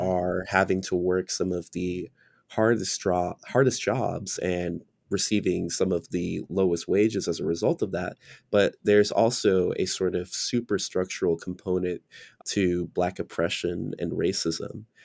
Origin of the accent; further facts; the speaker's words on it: United States; I was born and raised in America